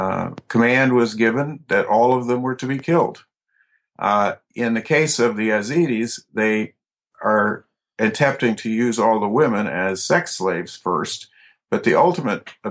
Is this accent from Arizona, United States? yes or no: no; Streator, Illinois, United States; I grew up in northern Illinois in a town called Streeter. About 90 miles southwest of Chicago, a farming and industrial community